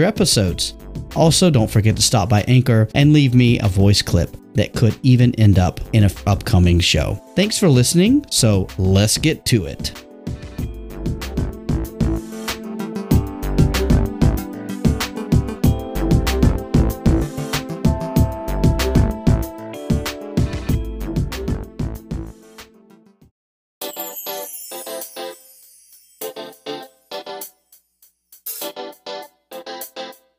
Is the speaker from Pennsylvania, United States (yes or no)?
no; Georgia, United States; moved away as an adult; also born or lived in Beijing, China / Suzhou, China / Bermuda; I actually started my career in my home state of Georgia